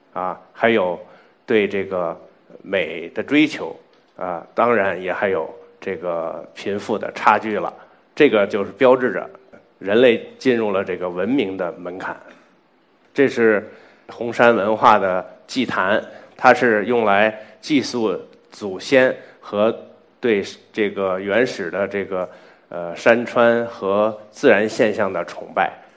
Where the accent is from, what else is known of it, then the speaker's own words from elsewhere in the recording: China; 我们中国这块土地上的人也有可能是独立发展起来的一支人群